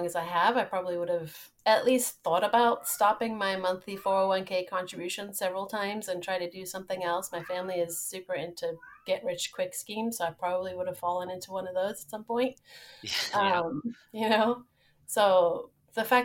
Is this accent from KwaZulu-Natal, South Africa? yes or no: no; Johannesburg, Gauteng, South Africa; moved away; also born or lived in Nebraska; I grew up somewhere else in Johannesburg, South Africa.